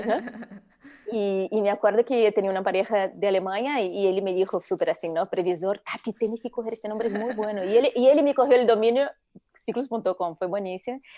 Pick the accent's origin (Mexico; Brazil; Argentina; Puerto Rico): Brazil; Spanish is a second language; moved away as an adult; now in Spain; llevo ya 22 años en España, pero bueno, por mi acento ya se ve que soy brasileña